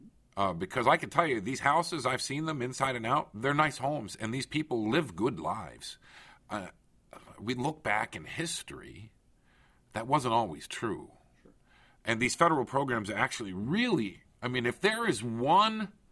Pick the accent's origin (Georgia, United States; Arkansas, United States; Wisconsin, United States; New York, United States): New York, United States; East Aurora; my hometown in East Aurora, New York, this little village I live